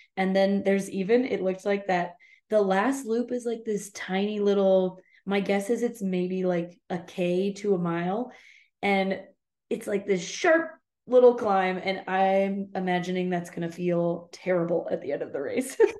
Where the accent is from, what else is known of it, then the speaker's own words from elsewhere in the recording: United States; I'm just an American